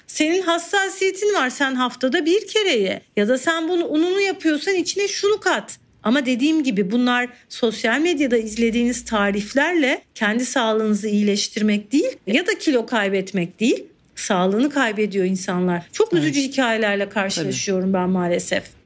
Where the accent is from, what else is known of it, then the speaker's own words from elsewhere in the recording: Mediterranean Region, Turkey; Ben bir Akdeniz çocuğu olarak